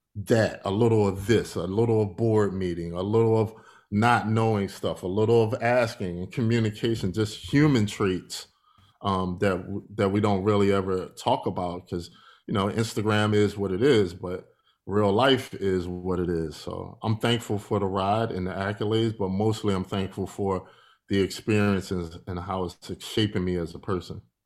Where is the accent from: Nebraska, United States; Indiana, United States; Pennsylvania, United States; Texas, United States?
Pennsylvania, United States; Philadelphia; I'm from Philadelphia, Pennsylvania. I grew up there.